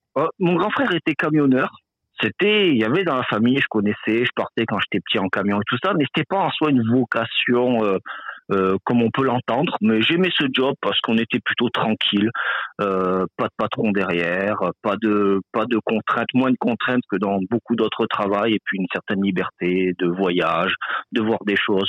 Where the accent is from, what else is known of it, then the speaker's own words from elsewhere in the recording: France; moved away as an adult; now in Quebec, Canada; je suis français, donc immigré assez un peu plus fraîchement